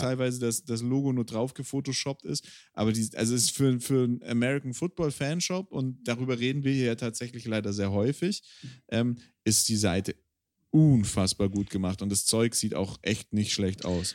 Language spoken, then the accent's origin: German; Swabia, Germany; ich bin Schwabe